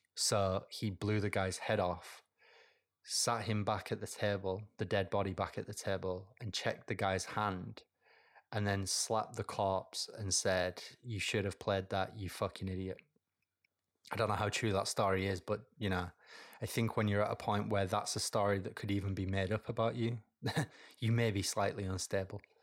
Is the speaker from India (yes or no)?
no; United Kingdom; I'm British